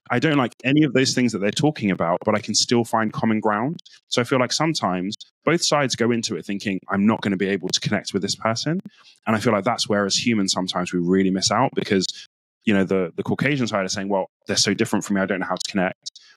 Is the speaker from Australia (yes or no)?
no; Nigeria; So as a Nigerian, it's actually like for me quite taboo to be telling you, I'm good at this